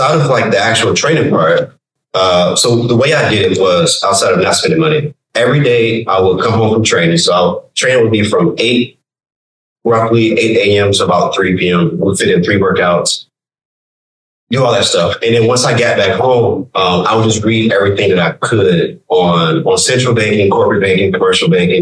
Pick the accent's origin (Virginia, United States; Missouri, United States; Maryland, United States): Virginia, United States; moved away; also born or lived in Richmond, Virginia (born) / Texas; I'm from Virginia